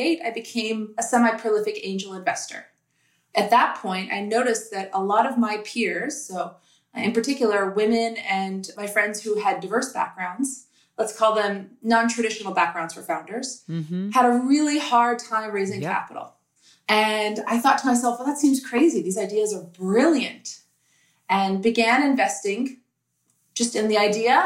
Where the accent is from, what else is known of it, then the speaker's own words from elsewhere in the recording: United States; also born or lived in New York City, New York / Minneapolis, Minnesota; I grew up in New York City and Minneapolis, Minnesota